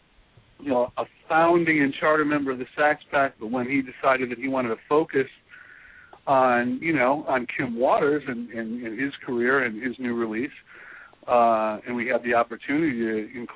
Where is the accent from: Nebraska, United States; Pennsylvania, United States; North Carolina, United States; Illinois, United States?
Illinois, United States; Chicago; I am from Chicago.